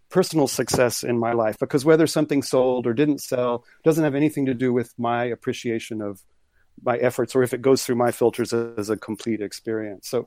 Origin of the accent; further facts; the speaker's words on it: Corpus Christi, Texas, United States; born there; also born or lived in moved all over the States; I was born in Corpus Christi on the water, but it was sort of more of my family was just kind of moving around